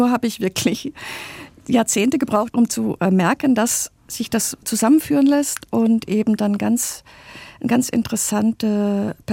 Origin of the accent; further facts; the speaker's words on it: West Germany, Germany; ich bin ja in Westdeutschland aufgewachsen, obwohl mein Vater in Jena studiert hatte, aber später haben wir in Westdeutschland gelebt